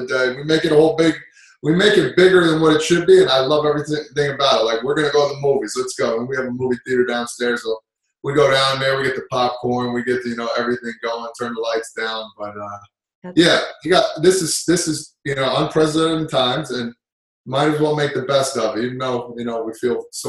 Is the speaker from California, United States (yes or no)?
no; New Jersey, United States; they knew I was from Jersey